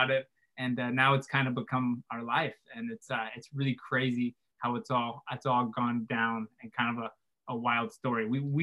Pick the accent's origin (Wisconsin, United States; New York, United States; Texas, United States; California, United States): California, United States; Central Coast, San Luis Obispo / Santa Maria; Oh, so I'm from pretty much where we're at now, Central Coast ish. We call it the Central Coast, but really just San Luis Obispo / Santa Maria. But pretty much grown up here my whole